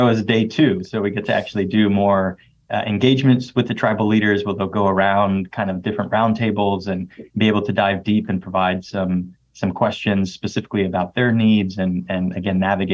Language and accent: English; Miami, Florida, United States; born or raised there; moved away